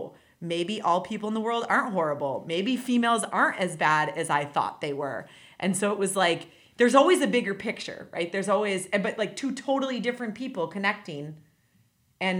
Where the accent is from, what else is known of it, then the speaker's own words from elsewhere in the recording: Wisconsin, United States; moved away as an adult; now in Indiana, United States; I am actually from Wisconsin. So I moved here about...